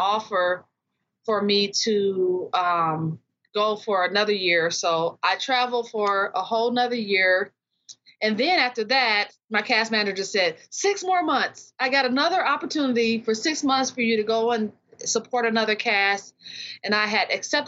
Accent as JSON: {"language": "English", "town": "Detroit", "region": "Michigan", "country": "United States", "tie": "born or raised there", "lives_now": "South Range, United States", "said": "originally from Detroit, born and raised in Detroit, Michigan, and now living in the Upper Peninsula, Houghton, Michigan"}